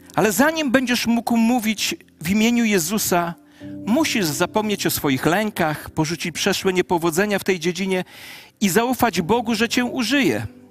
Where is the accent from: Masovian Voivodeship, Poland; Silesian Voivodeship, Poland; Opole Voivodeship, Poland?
Masovian Voivodeship, Poland; a home village 16 km from Ciechanów; w Ciechanowie, w mieście 16 kilometrów od mojej wsi rodzinnej